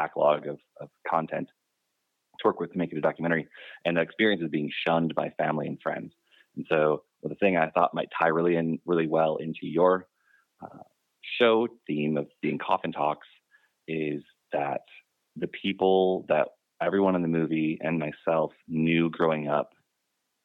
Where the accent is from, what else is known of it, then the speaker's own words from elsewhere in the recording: Wisconsin, United States; I grew up in Wisconsin